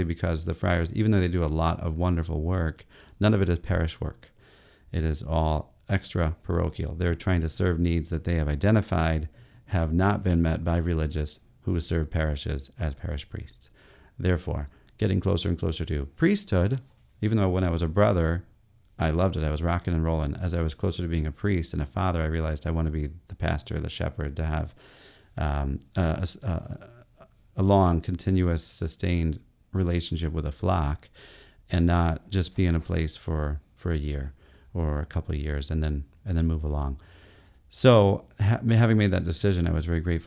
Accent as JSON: {"language": "English", "town": "Ypsilanti", "region": "Michigan", "country": "United States", "tie": "born or raised there", "also_born_or_lived": "Bronx, New York / Honduras", "moved": "as an adult", "lives_now": "Flint, United States", "said": "I was born in Ypsilanti"}